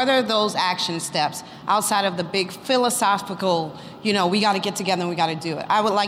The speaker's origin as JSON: {"language": "English", "region": "New York", "country": "United States", "tie": "born or raised there", "said": "Director of Operations at Emmis. So, I was born and raised in Farragut Housing, NYCHA."}